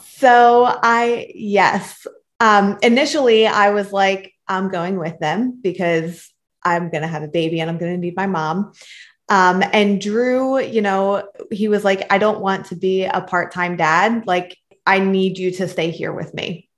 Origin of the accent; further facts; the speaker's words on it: Philadelphia, Pennsylvania, United States; So I was born and raised in Philadelphia, Pennsylvania, um, Northeast Philly